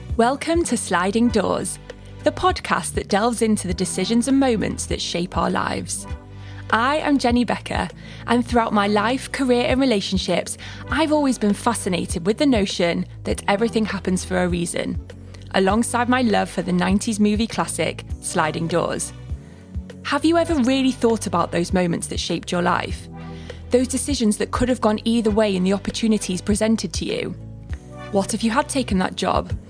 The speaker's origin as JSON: {"language": "English", "town": "Manchester", "region": "North West England", "country": "United Kingdom", "accent": "northern", "moved": "yes", "lives_now": "London, United Kingdom", "said": "when I'm with my family, I'm from Manchester, I go really northern."}